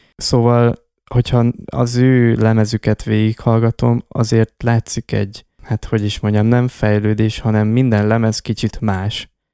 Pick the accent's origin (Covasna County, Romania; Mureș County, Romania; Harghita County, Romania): Harghita County, Romania; Miercurea Ciuc; a város, a Csíkszereda vagy a térség, ahonnan származunk